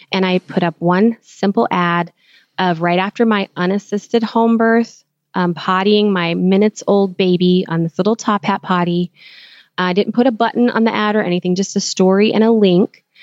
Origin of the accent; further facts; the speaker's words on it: Philippines; I'm Filipino, so I was like, okay, this is a great match for me because I understand the culture enough to be able to work remotely together